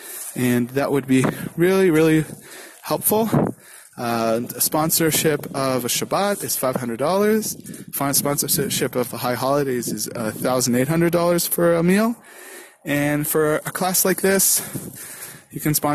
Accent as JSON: {"language": "English", "country": "Canada", "moved": "yes", "lives_now": "Karmiel, Israel", "said": "I'm Canadian"}